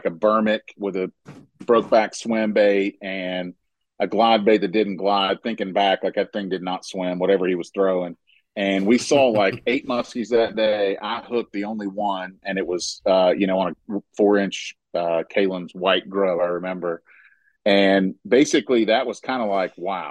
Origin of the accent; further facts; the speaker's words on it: Huntington, West Virginia, United States; also born or lived in Western Montana; that's where I'm from. Huntington